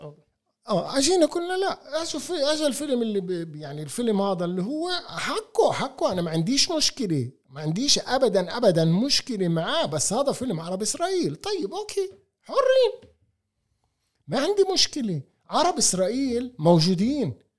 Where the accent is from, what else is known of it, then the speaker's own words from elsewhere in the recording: Palestine; انا ابن البلد هذا وطني